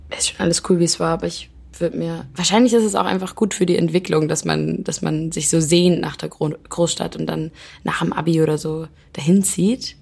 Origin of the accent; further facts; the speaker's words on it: Germany; ich bin ja auf dem Land zum Beispiel groß geworden